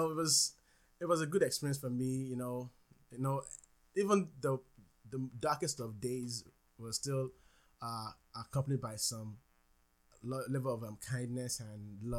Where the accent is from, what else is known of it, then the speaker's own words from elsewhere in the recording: Nigeria; now in United States; I was born and raised in Nigeria.